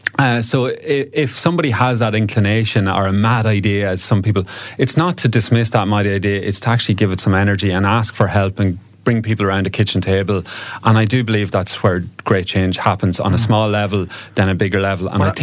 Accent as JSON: {"language": "English", "region": "Ulster", "country": "Ireland", "said": "she's from County Limerick, I'm from County Cavan."}